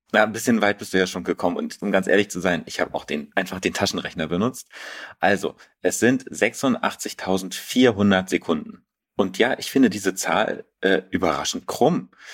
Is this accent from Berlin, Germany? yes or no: yes; Berlin, Germany; mich als Berliner